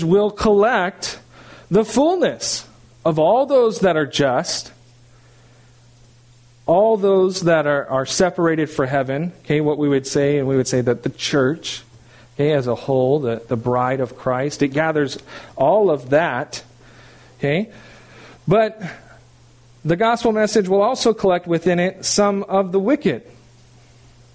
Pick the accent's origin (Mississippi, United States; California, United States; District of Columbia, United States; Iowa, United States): California, United States; moved away; I'm from California